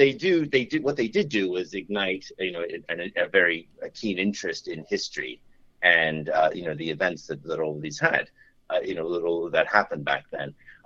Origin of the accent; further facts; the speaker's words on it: Australia; also born or lived in New York City / England; I was born in New York, and then and as younger, we moved to Australia. So, and then I went to some school and university in England.